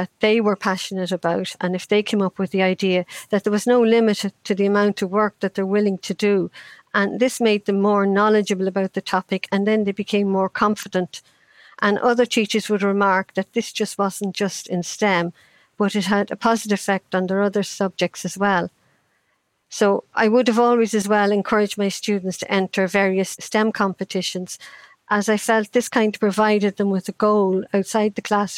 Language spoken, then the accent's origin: English; Ireland; I grew up in Ireland in the 50s